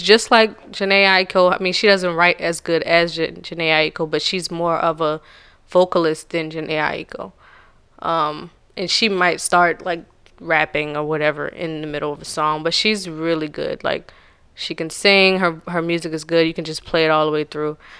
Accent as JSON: {"language": "English", "region": "the South", "country": "United States", "said": "I'm from the South."}